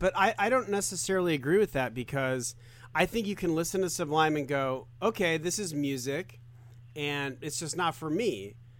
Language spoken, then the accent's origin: English; Tucson, Arizona, United States; Arizona, Tucson.